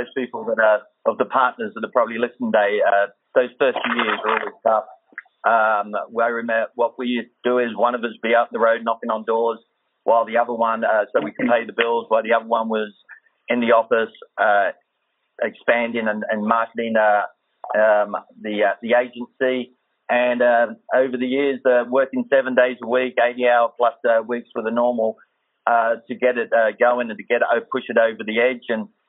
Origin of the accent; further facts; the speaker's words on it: Australia; accent: Australian; now in United States; As you know, from the accent, it gives away about being Australian.